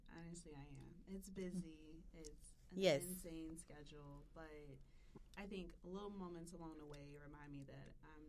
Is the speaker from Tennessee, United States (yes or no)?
yes; Memphis, Tennessee, United States; moved away as an adult; I'm from Cordova by ways of Westwood. So I started off in Westwood.